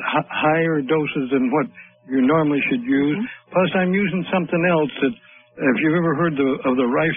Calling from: Portland, Oregon, United States; I'm calling from Portland, Oregon.

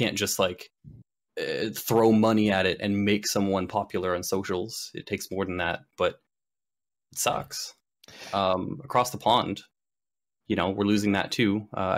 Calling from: Burlington, Ontario, Canada; Hello, I am calling from Burlington, Ontario.

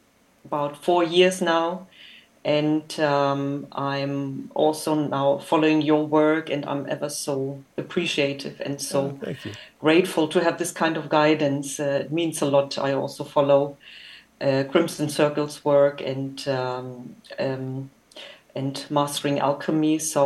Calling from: Germany; I'm calling in from Germany.

